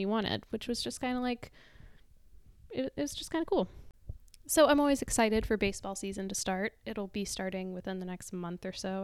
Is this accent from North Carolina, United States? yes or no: yes; Asheville, North Carolina, United States; I grew up in Asheville